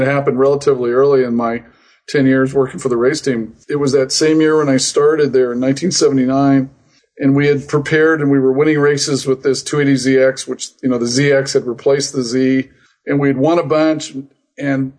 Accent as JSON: {"language": "English", "town": "Phoenix", "region": "Arizona", "country": "United States", "tie": "born or raised there", "said": "I grew up in Phoenix, Arizona"}